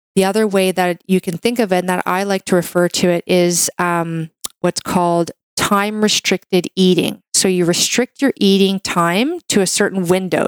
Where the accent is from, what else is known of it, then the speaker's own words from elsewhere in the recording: Canada; I'm a Canadian medical doctor